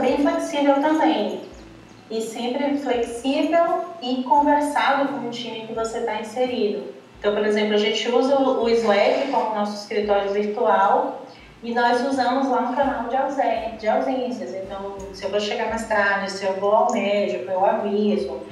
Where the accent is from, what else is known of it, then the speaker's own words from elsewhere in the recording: Salvador, Bahia, Brazil; sou de Salvador